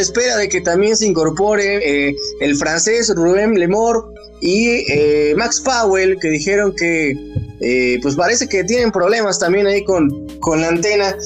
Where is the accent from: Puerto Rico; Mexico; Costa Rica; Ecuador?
Mexico; como mexicanos